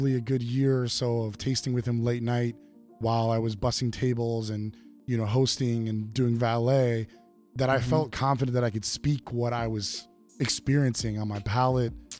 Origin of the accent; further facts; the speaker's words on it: Evanston, Illinois, United States; born and raised in Evanston, Illinois, about 20 miles north of Chicago